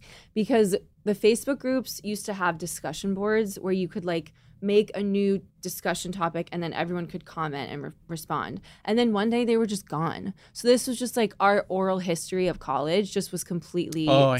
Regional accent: Fairfield County, Connecticut, United States; we're from Fairfield County

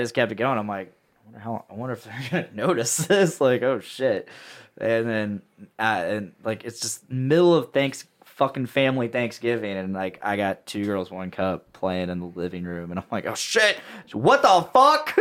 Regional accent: Delphi, Indiana, United States; I'm from Delphi

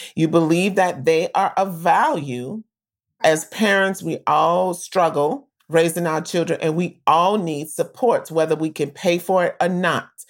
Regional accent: New Orleans, Louisiana, United States; growing up in New Orleans

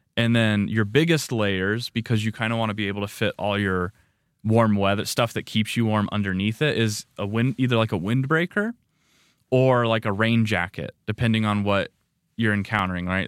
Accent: Nevada, United States; now in Rexburg, United States; Growing up in Nevada, like, it gets, gets warm

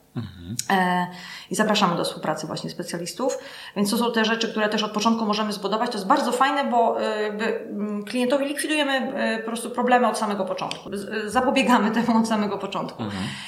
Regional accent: Gliwice, Silesian Voivodeship, Poland; moved away as an adult; also born or lived in Kraków; now in Łódź, Poland; ja jestem z Gliwice

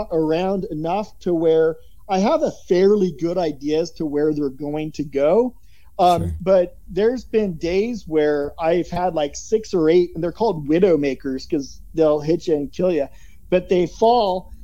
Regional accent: Oregon, United States; moved away; also born or lived in Florida; growing up in Oregon

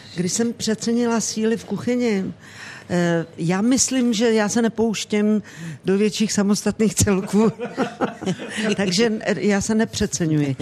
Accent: Rakovník, Central Bohemian Region, Czechia; vyrůstala jsem u babičky, u dědy v Rakovníku

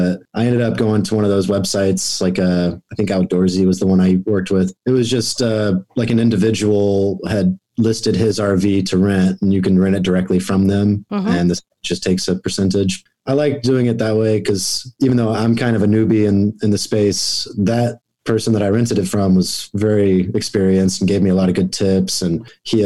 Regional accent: Oklahoma, United States; now in Southern California, United States; I grew up in Oklahoma

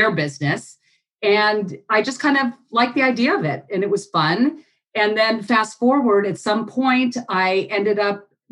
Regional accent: Los Angeles, California, United States; moved away as an adult; also born or lived in Hawaii; I grew up in the San Fernando Valley.

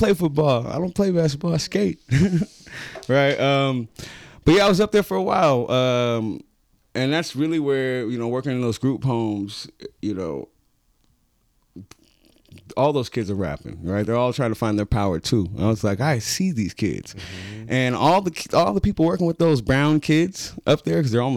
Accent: San Francisco, California, United States; when I grew up in Hunters Point, everybody was my uncle or my auntie

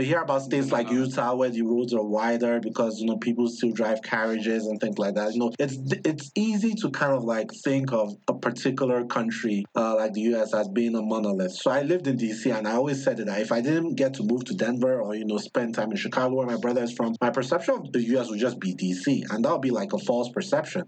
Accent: Nigeria; moved away; back home in Nigeria growing up

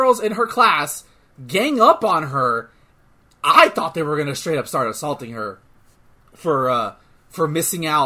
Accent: United States; we're from America

